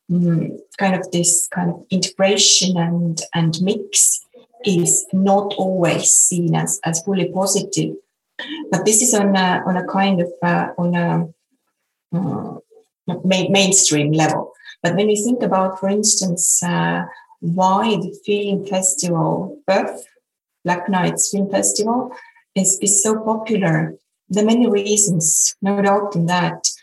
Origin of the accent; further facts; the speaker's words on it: Estonia; English is a second language; And the first thing I said was that I'm …, I come from Estonia.